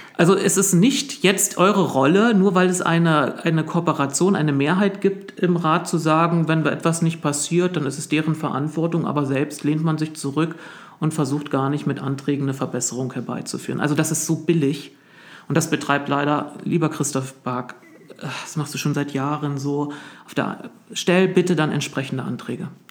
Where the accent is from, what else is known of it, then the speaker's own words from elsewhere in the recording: East Germany, Germany; moved away; als Ostdeutscher